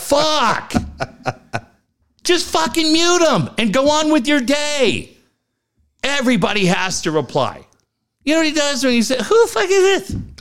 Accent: Cardiff-by-the-Sea, California, United States; I grew up in Cardiff

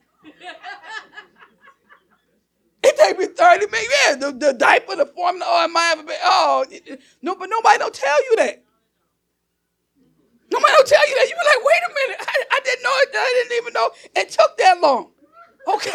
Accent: Newark, New Jersey, United States; I'm still that girl from Newark. Okay. South Ward, Chancellor Avenue.

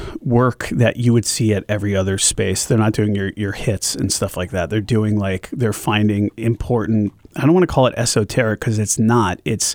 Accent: Glastonbury, Connecticut, United States; also born or lived in upstate New York; now in Concord, United States; I grew up in Glastonbury, Connecticut, and I grew up in the 80s.

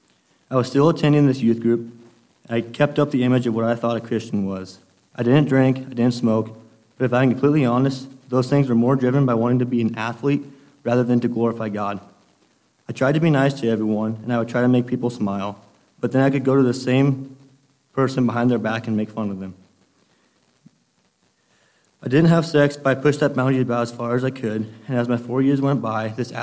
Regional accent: Imperial, United States; I was raised here in Imperial

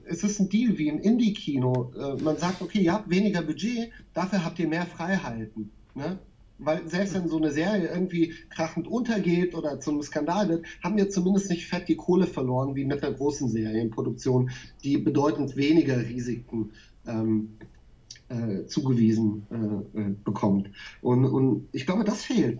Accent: Nieder-Olm, Rhineland-Palatinate, Germany; moved away as an adult; also born or lived in Berlin / Mainz; ich bin in dem, in dem Ort groß geworden, in Niederolm

